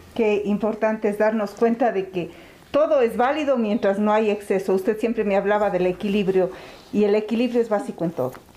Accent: Cuenca, Azuay, Ecuador; es un amor a mi tierra, un, sentirme identificada y saber que, que, bien, que bien ser cuencanos

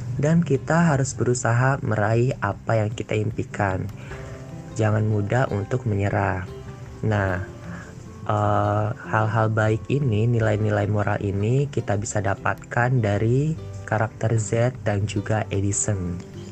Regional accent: Bogor, West Java, Indonesia; Aku juga asalnya dari Bogor

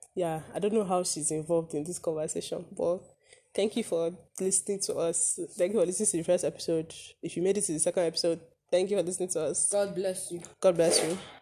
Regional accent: Zaria, Kaduna State, Nigeria; we are from Zaria in Kaduna State

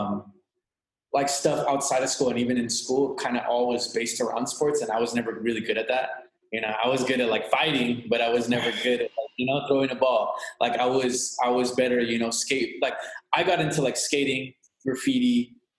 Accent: Imperial Valley, California, United States; also born or lived in Los Angeles, California; I'm from the Imperial Valley, California. It's a border town, a border city, and a border county

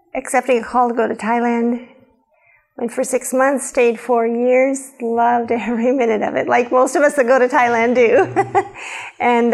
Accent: Nebraska, United States; also born or lived in Wyoming; born in Wyoming, grew up in Nebraska

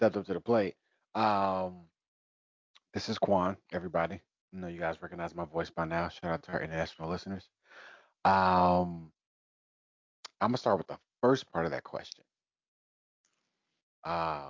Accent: Detroit, Michigan, United States; growing up in Detroit, growing up in the Motor City

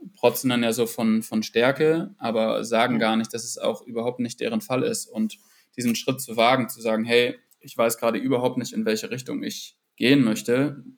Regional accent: Northern Germany, Germany; also born or lived in Munich; ich bin einfach ein Typ, der in den Norden gehört

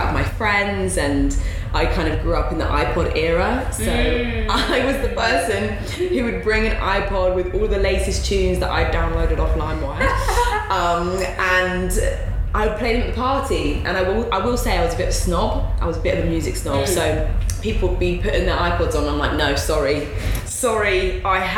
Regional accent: Guildford, South East England, United Kingdom; now in London, United Kingdom; I grew up just outside of London in Guildford in Surrey

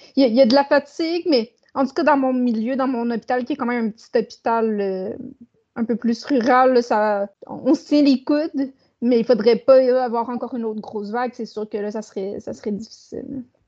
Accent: Saguenay, Quebec, Canada; je suis née au Saguenay puis je demeure toujours au Saguenay

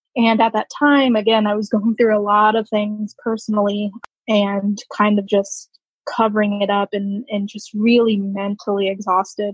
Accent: Woodbridge, Virginia, United States; I'm originally from Virginia, Woodbridge, which is about 20 minutes outside of uh, Washington, D.C.

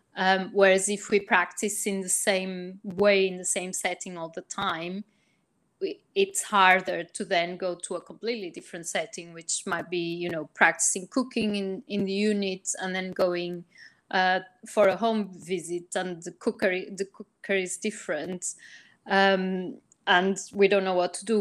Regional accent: Portugal; now in United Kingdom; I'm originally from Portugal, but I've worked in the UK for many years

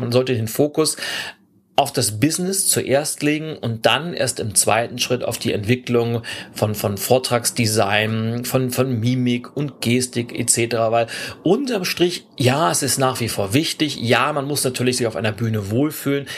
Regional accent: Lübeck, Schleswig-Holstein, Germany; Lübeck, meiner Heimatstadt

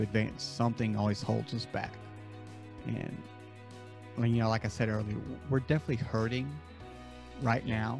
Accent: the South, United States; I live in the South. I grew up in the South.

